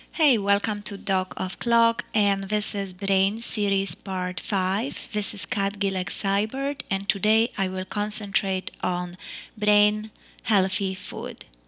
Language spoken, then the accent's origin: English; Poland; now in United States; growing up in Poland